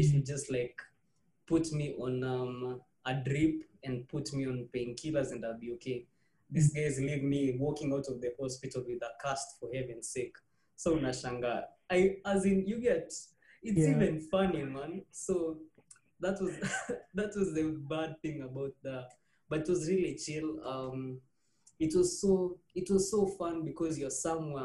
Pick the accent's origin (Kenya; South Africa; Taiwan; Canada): Kenya; Bungoma, Bungoma County; now in Nairobi, Kenya; growing up in Bungoma